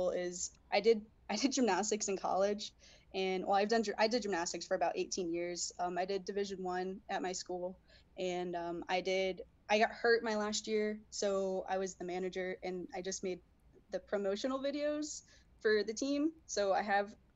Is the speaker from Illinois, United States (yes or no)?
no; Connecticut, United States; moved away as an adult; now in West Coast, United States; I'm from Connecticut, from the East Coast originally